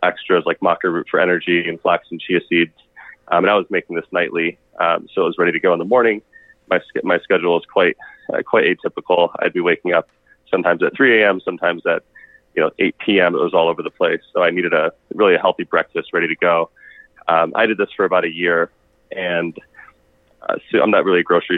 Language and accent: English; Michigan, United States; also born or lived in Arizona / Los Angeles; now in Phoenix, United States; I grew up in Michigan